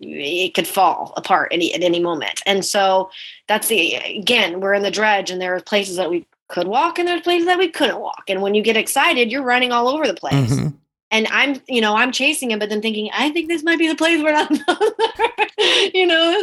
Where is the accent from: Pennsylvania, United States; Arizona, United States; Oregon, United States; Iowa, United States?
Oregon, United States; My mom, even actually, when she was visiting me in Sumter, cause I'm from Oregon, she was visiting me in Sumter while we were shooting